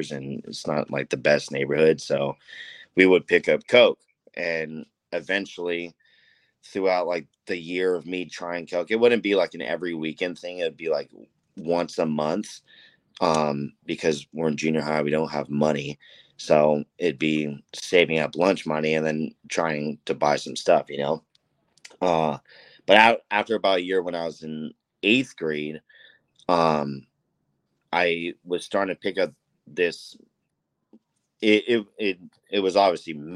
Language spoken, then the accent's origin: English; Anaheim, California, United States; I'm from Anaheim, born and raised Anaheim.